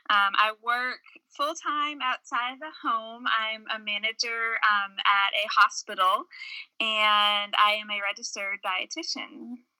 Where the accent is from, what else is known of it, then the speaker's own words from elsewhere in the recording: North Shore of Massachusetts, United States; moved away as an adult; now in Winchester, Kentucky, United States; I was born and raised in New England, a small town on the North Shore of Massachusetts, but ended up uh, coming to Kentucky Kentucky for school, fell in love with Kentucky, fell in love with a boy from Kentucky, and have lived in Winchester, Kentucky, which is a small